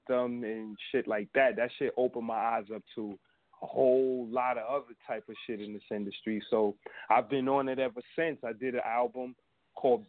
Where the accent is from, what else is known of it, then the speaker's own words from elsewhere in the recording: New York City, New York, United States; I'm from the Bronx